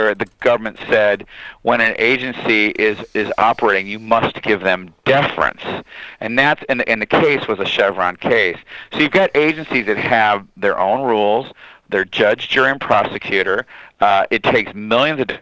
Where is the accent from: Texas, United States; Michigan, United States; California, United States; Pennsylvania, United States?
Michigan, United States; I'm from Michigan